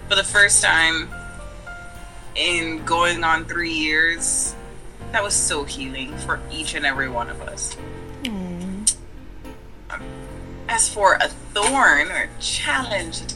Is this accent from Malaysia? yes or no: no; Jamaica; moved away as an adult; now in United States; I am originally Jamaican, born and raised. I've been living in the States for the last 10 years.